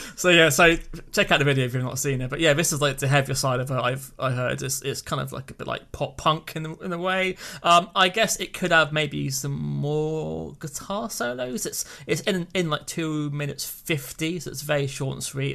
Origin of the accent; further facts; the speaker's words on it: United Kingdom; speaking as a British person